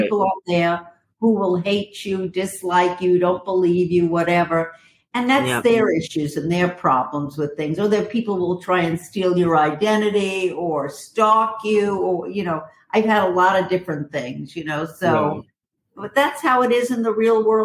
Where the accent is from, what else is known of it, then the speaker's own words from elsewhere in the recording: New York City, New York, United States; I'm from Brooklyn